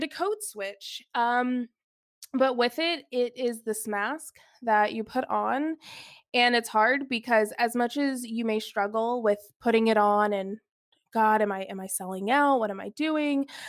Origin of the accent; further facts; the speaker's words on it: Alpharetta, Georgia, United States; I grew up in the suburbs of Atlanta, Georgia, so I grew up in Alpharetta